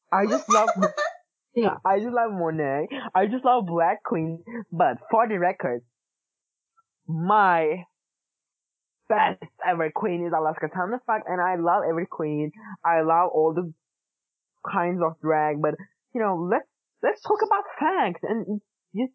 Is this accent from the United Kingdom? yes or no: no; Turkey; English is a second language; we are from Turkish